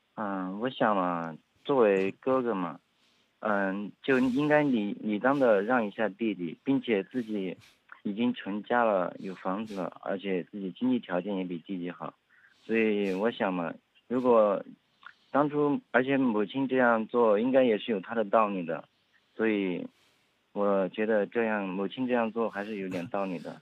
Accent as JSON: {"language": "Chinese", "town": "Nanchong", "region": "Sichuan", "country": "China", "said": "在四川南充那边吧"}